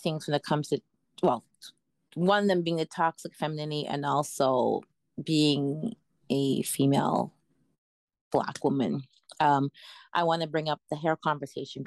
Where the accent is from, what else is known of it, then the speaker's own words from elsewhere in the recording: Canada; growing up in, you know, as a Canadian.